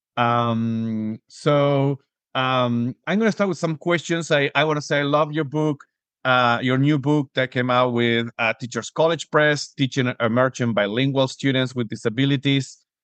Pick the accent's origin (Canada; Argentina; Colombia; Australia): Argentina; now in Spain; I was born and raised in Argentina, I'm living currently in Spain